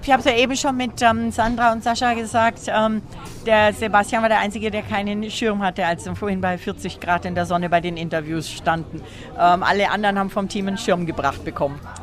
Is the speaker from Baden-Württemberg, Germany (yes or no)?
no; Bavaria, Germany; denn wir kommen alle aus dem schönen Bayern